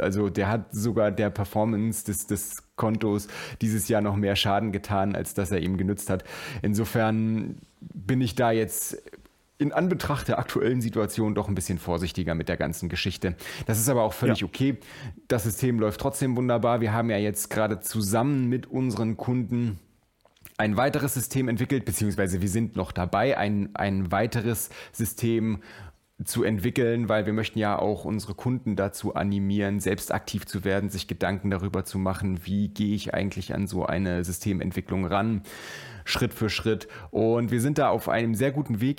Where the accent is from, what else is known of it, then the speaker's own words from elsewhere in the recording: Germany; Bei uns in Deutschland ist das Thema natürlich sehr, sehr viel später wie immer aufgekommen